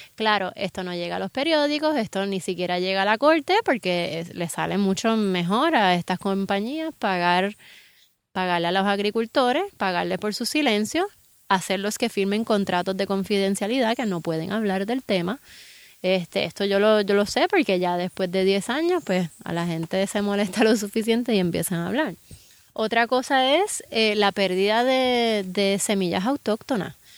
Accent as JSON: {"language": "Spanish", "country": "Puerto Rico", "said": "en Puerto Rico tenemos muchas ventajas. O sea, estamos viviendo en un país"}